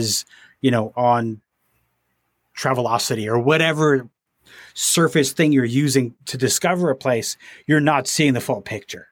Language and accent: English; Toronto, Ontario, Canada; I grew up in around the Toronto area